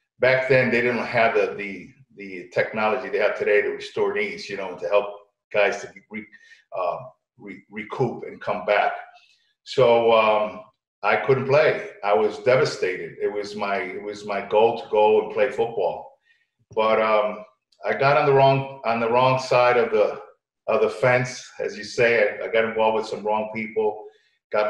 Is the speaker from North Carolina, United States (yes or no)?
no; Berlin, Connecticut, United States; also born or lived in New Britain, Connecticut / New York; I was raised in Connecticut. New Britain, Connecticut was where we were raised